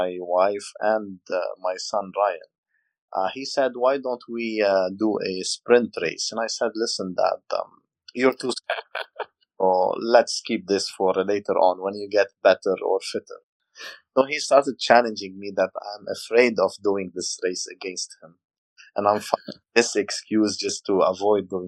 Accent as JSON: {"language": "English", "country": "Lebanon", "moved": "yes", "lives_now": "Dubai, United Arab Emirates", "said": "I'm Lebanese. I'm from Lebanon."}